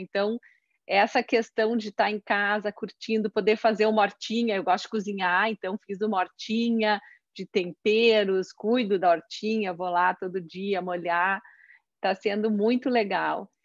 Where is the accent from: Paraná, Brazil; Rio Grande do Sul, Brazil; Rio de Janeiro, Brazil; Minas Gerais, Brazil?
Rio Grande do Sul, Brazil; Caxias do Sul; eu sou de Caxias do Sul